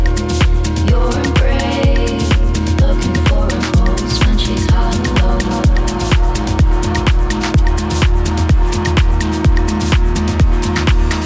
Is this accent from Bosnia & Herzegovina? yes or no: yes; Banja Luka, Republika Srpska, Bosnia & Herzegovina; my hometown, Banja Luka